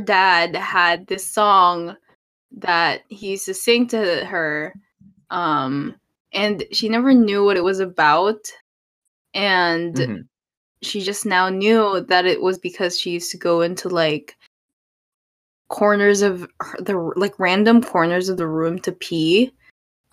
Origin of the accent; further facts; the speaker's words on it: Philippines; I am a Filipino and I'm also gay.